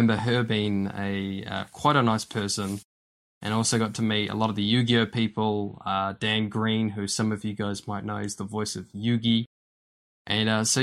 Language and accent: English; Wellington, New Zealand; moved away as an adult; now in Invercargill, New Zealand; I'm from the Wellington area, but as some of you listeners may have known, I've been in Invercargill for the past 3 years, but before that I was in Wellington for a long time